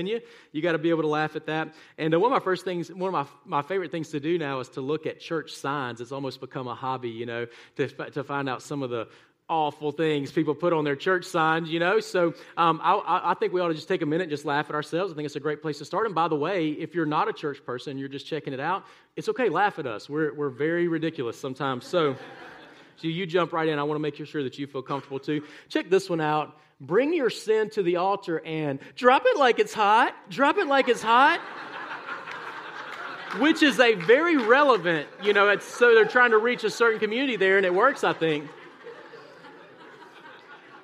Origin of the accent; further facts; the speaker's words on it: South Mississippi, United States; now in Birmingham, United States; I was raised in South Mississippi, tiny small town